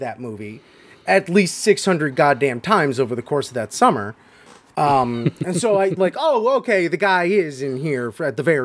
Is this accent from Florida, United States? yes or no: yes; South Florida, United States; born or raised there